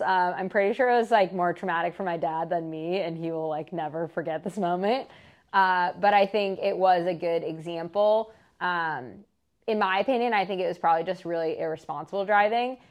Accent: Marin, California, United States; where I grew up in Marin

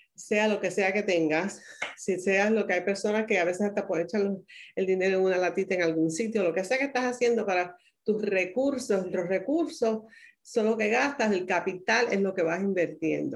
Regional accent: Caguas, Puerto Rico; now in United States; soy nativa de Puerto Rico, eh, nací en Caguas, en la ciudad que es el corazón de la isla

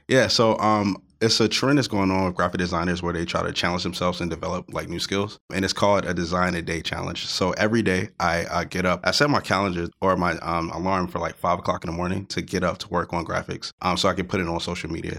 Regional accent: Baltimore, Maryland, United States; I'm from Baltimore, Maryland

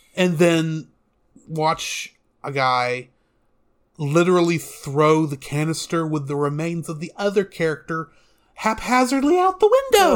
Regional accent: United States; as an American

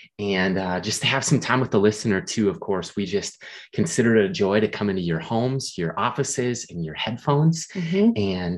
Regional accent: Minnesota, United States; We're from Minnesota.

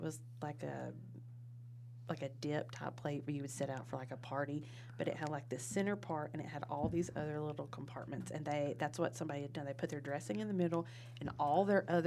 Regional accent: Cordova, United States; I'm from Cordova

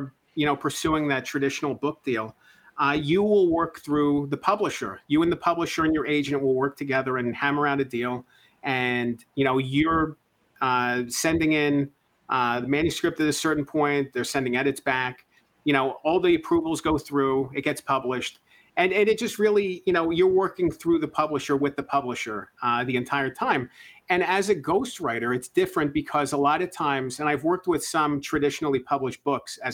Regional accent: Lancaster, Pennsylvania, United States; did some local coverage in my hometown of Lancaster, Pennsylvania

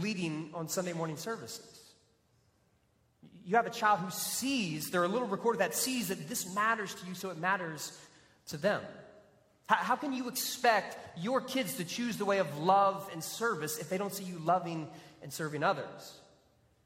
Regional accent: Texas, United States; also born or lived in Florida; being a Texan

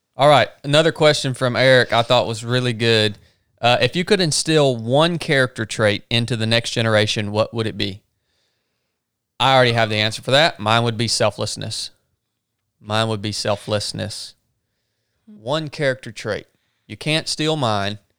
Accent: the South, United States; accent: Southern

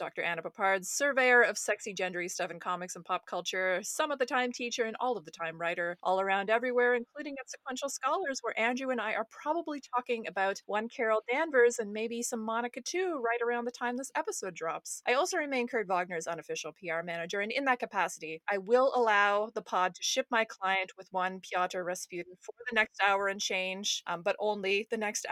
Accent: Canada; fellow Canadians

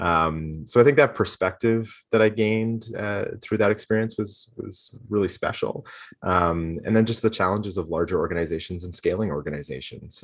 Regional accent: Toronto, Ontario, Canada; also born or lived in Guelph; I grew up, uh, born and raised, uh, just outside of Toronto, um, in Scarborough

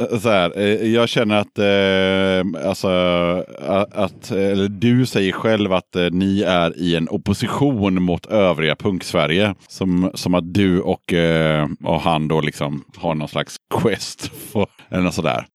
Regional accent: Sweden; vi är ju svenskar

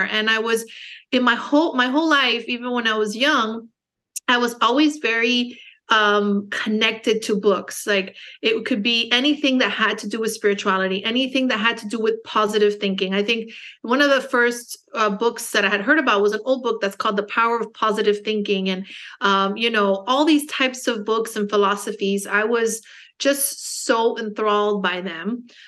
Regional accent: Miami, Florida, United States; also born or lived in Los Angeles; now in Naples, United States; I was born in Miami, um, Cuban American, so I speak Spanish. Um, but I speak more English just because I was born in the States

